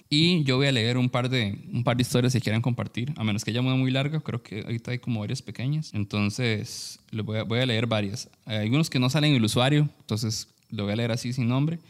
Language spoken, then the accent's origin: Spanish; San Carlos, Alajuela, Costa Rica; moved away; nosotros somos, de San Carlos, bueno, somos de allá